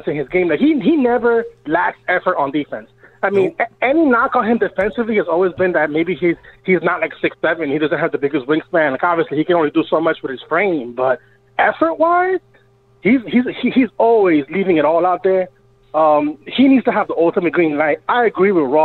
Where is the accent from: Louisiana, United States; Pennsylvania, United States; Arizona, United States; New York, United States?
New York, United States; New York City; also born or lived in Hempstead, New York; now in Florida, United States; I'm calling from Florida, but I'm originally from the BX